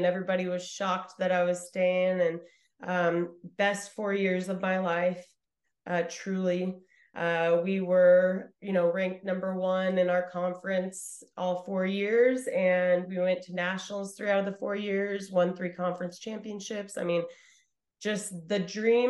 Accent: Idaho, United States; I'm coming from Idaho

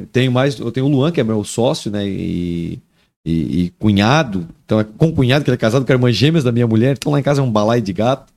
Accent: Araquari, Santa Catarina, Brazil; moved away as an adult; also born or lived in Taió; now in Joinville, Brazil; eu sou de Araquari, né? Na verdade, eu nasci em Taió. Eu me criei em Joinville até os, até os 10 anos

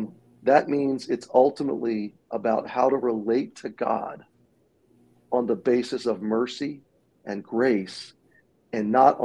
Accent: Atlanta, Georgia, United States; also born or lived in Baltimore, Maryland; I was born in Baltimore, Maryland, and as a kid, we moved south to the Atlanta, Georgia area. I was not growing up in a Christian home

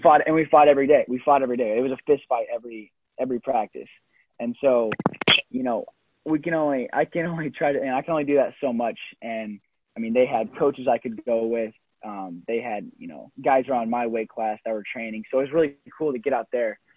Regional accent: Iowa, United States; growing up in Iowa

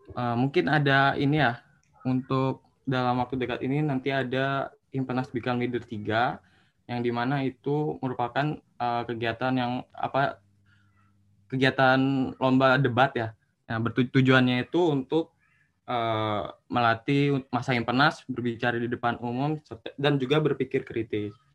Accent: Bogor, West Java, Indonesia; Asal saya dari Bogor. Jawa Kota Bogor Jawa Barat.

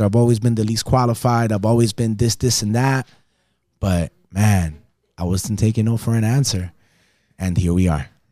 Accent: West New York, New Jersey, United States; accent: Caribbean; moved away as an adult; also born or lived in Las Vegas; I was born in Jersey City, New Jersey, West New York, New Jersey, Hudson County, raised by a single amazing, strong, and independent woman

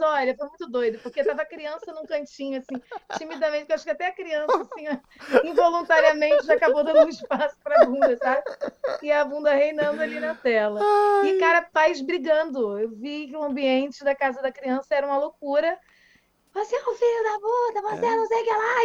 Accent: Niterói, Rio de Janeiro, Brazil; tem um colégio super tradicional aqui em Niterói, sou de Niterói

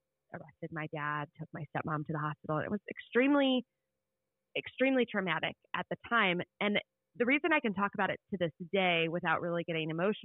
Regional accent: Indiana, United States; I grew up in Indiana

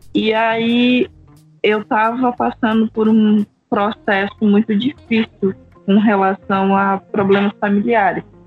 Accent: Rondônia, Brazil; moved away; Não sou do Acre, sou de Rondônia

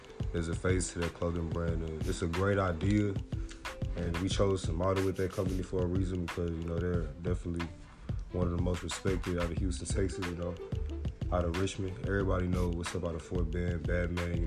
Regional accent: Nigeria; now in Austin, United States; I'm Nigerian

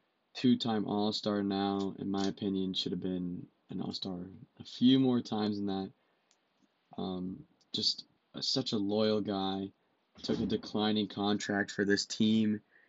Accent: Orlando, Florida, United States; They were part of the core I initially fell in love with as a kid growing up in Orlando.

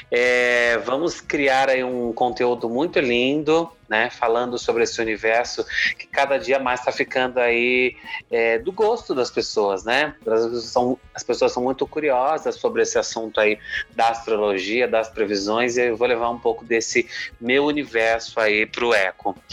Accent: Jundiaí, São Paulo, Brazil; sou de Jundiaí, São Paulo, né, que é interior aqui de São Paulo.

